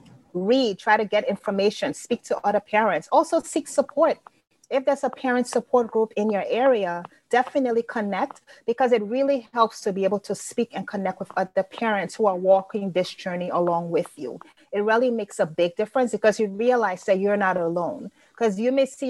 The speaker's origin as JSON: {"language": "English", "region": "London", "country": "United Kingdom", "tie": "born or raised there", "also_born_or_lived": "Grenada", "lives_now": "United States", "said": "I wasn't born in the U.S. And so I was born in London, but my family is from Liberia, West Africa. And I also went to high school in Grenada."}